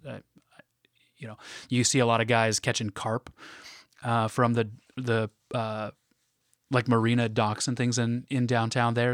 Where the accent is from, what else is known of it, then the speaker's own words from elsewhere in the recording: Portland, Oregon, United States; I'm from the Portland area in Oregon